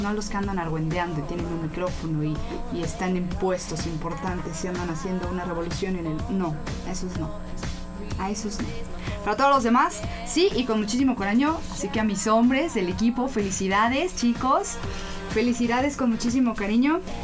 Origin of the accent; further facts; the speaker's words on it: Mexico; somos los mismos mexicanos quienes no lo valoramos